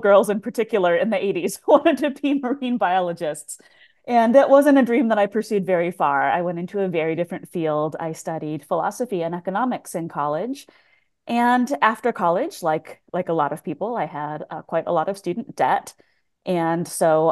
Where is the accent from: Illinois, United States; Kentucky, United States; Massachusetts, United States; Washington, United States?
Washington, United States; Tacoma; I grew up in Tacoma, Washington